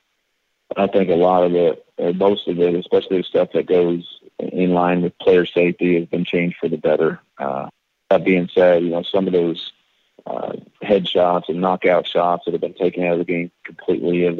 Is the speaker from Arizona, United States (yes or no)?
yes; Gilbert, Arizona, United States; when I was growing up in Gilbert, Arizona